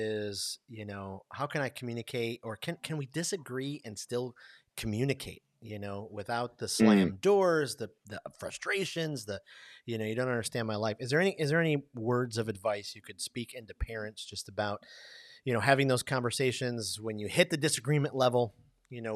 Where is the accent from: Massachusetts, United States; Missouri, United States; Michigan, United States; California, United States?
Michigan, United States; Detroit; I grew up in Detroit